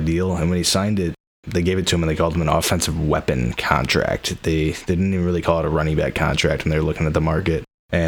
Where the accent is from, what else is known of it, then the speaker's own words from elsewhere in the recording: St. Louis, Missouri, United States; growing up in St. Louis